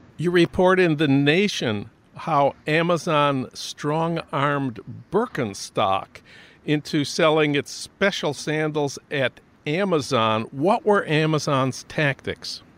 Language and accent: English; St. Paul, Minnesota, United States; my hometown of St. Paul